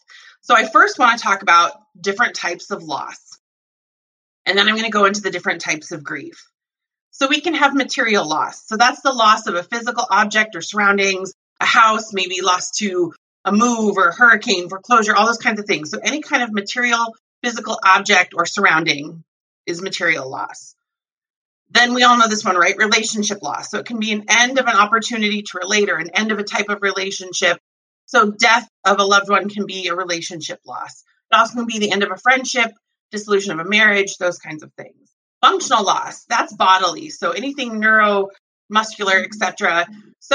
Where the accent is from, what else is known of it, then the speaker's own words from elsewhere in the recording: Montana, United States; I grew up in Montana.